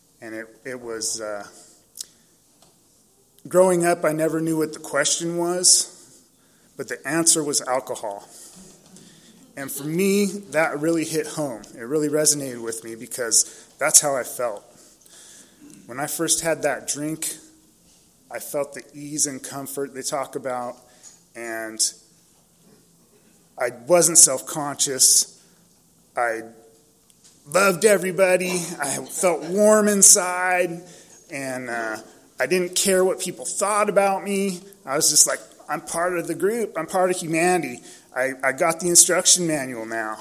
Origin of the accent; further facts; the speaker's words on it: San Diego, California, United States; I was born and raised in San Diego. I grew up in Claremont, over by Jimbo's Liquor